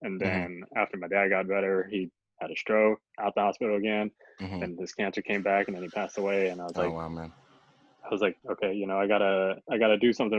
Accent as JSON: {"language": "English", "town": "San Diego", "region": "California", "country": "United States", "tie": "born or raised there", "lives_now": "Los Angeles, United States", "said": "I grew up in San Diego, definitely a different time growing up. It was very like hood oriented."}